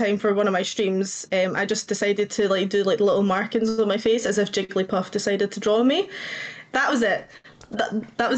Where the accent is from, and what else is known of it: Scotland, United Kingdom; born or raised there; accent: Scottish